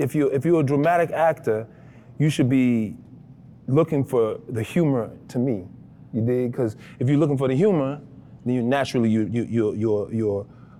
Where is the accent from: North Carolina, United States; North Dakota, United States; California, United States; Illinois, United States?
Illinois, United States; Chicago; Cause I'm from Chicago, so I was a little rough, you know, in there, right?